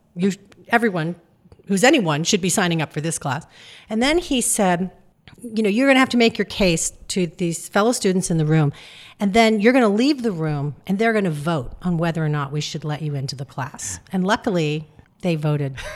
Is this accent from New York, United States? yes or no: yes; New York City, New York, United States; moved away as an adult; also born or lived in Michigan / Iowa; now in Richmond, United States; growing up in New York City